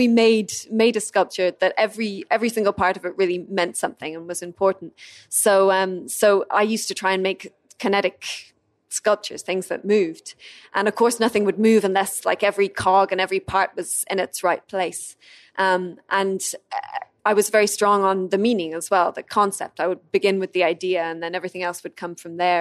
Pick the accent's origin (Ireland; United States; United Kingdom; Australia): Ireland; first language English; I'm Irish